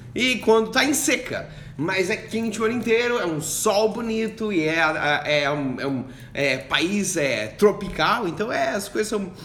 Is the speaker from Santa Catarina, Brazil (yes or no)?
yes; Joinville, Santa Catarina, Brazil; now in Kuala Lumpur, Malaysia; eu sou do sul de, de, do Brasil, de Joinville, de Santa Catarina